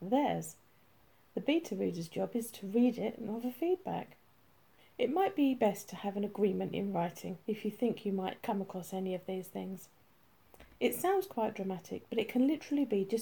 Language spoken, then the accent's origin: English; United Kingdom; as a Brit